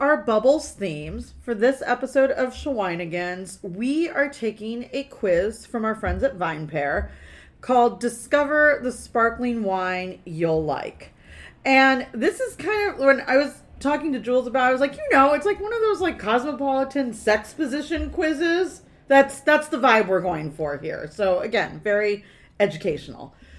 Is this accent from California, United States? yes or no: yes; California, United States; One, I'm from California, so why would I drink wine from anywhere else?